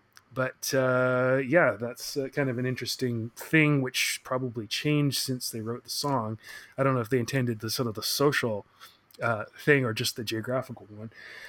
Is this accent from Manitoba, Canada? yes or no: no; Oak Bay, British Columbia, Canada; where I grew up in Oak Bay